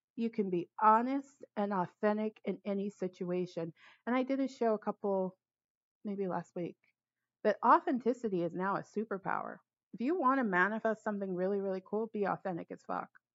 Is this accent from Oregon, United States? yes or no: no; Los Angeles, California, United States; moved away as an adult; now in Bay Area, United States; I'm originally from Los Angeles, but I haven't lived there in 15 years. I've been in the Bay Area 16, maybe 17 years now.